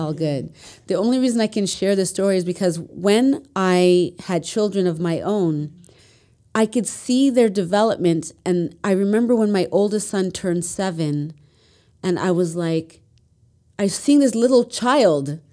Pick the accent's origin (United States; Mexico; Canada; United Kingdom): Canada; Mississauga, Ontario; also born or lived in Etobicoke, Toronto; I grew up in Mississauga